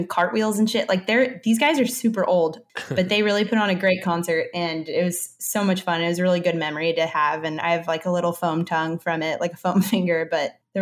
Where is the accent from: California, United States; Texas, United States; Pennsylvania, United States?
Texas, United States; Dallas; now in San Francisco, United States; I grew up in Dallas